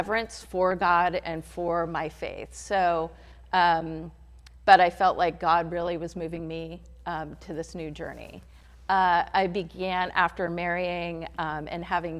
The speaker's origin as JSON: {"language": "English", "town": "Hillsborough", "region": "California", "country": "United States", "tie": "born or raised there", "said": "I'm a Bay Area native. I grew up in Hillsborough across the Bay"}